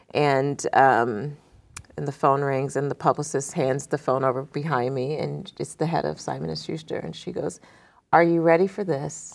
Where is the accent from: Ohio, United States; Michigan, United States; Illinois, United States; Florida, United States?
Ohio, United States; Youngstown; moved away; I grew up in Youngstown, Ohio